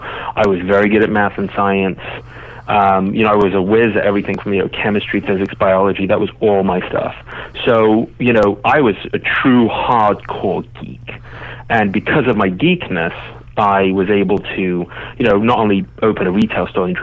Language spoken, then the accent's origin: English; England, United Kingdom; now in United States; I grew up in England